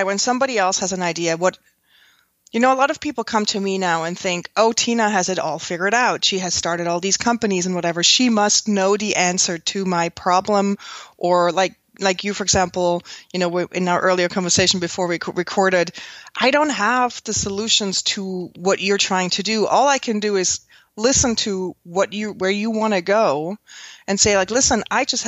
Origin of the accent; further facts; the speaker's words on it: Switzerland; moved away as an adult; now in New York, United States; I grew up in Switzerland on the Swiss countryside